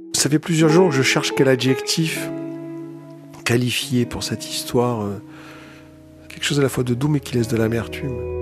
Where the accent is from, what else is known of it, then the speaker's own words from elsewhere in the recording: Marseille, Provence-Alpes-Côte d'Azur, France; moved away as an adult; now in Paris, France; J'habite à Paris. Je viens de Marseille, où j'ai passé les 20 premières années de ma